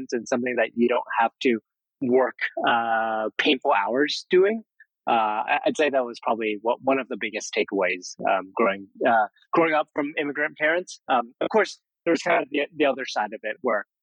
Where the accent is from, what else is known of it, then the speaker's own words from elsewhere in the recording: San Jose, California, United States; Only child, grew up in San Jose, suburban living